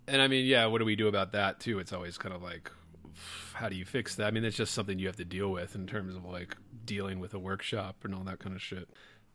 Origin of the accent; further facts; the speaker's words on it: Baltimore, Maryland, United States; also born or lived in Lake Charles, Louisiana; I'm a Baltimore boy, if people couldn't tell from my accent. And it was like, I grew up in a city, Baltimore, it was shrinking.